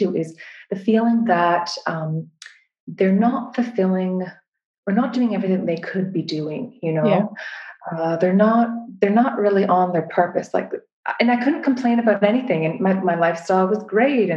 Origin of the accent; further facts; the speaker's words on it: Canada; moved away as an adult; now in United Kingdom; I'm from Canada originally.